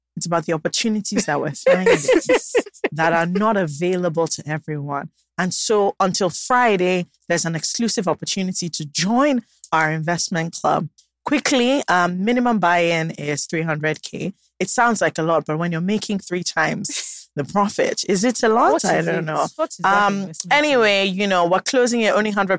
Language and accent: English; Nigeria; You always find things to celebrate as a Nigerian.